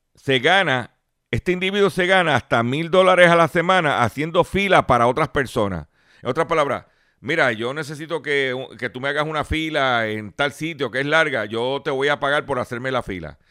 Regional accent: Lares, Puerto Rico; Mi pueblo de Lares

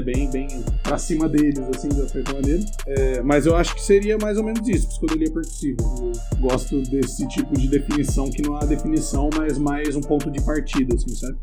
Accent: interior of São Paulo, Brazil; now in São Paulo, Brazil; Eu sou do interior de São Paulo, na verdade, mas eu moro em São Paulo faz uns 10 anos

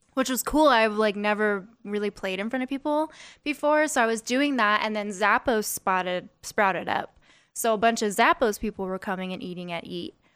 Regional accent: Las Vegas, Nevada, United States; I'm from here. I'm, like, third generation.

